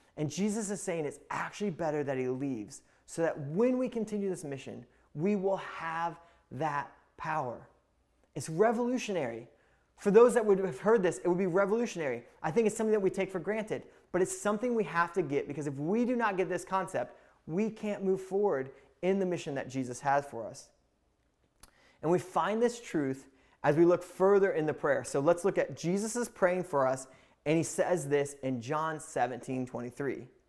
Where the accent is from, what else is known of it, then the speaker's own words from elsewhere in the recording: Indiana, United States; I'm from Indiana